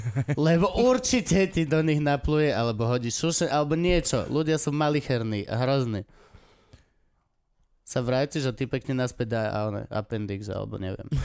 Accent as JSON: {"language": "Slovak", "region": "eastern Slovakia", "country": "Slovakia", "said": "Lebo som z východu."}